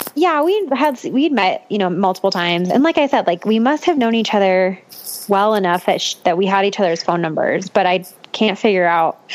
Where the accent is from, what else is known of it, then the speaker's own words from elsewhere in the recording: Boulder, Colorado, United States; also born or lived in Longmont, Colorado; I grew up in Boulder. I actually grew up like not even 10 minutes away from where I currently live.